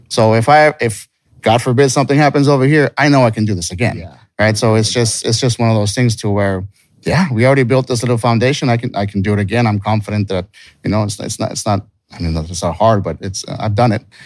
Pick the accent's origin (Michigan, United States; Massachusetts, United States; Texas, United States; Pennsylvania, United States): Texas, United States; also born or lived in California; So we're from Texas.